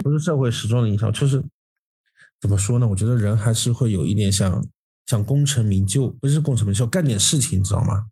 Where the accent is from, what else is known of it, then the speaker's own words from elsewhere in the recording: Zhejiang, China; 我们浙江人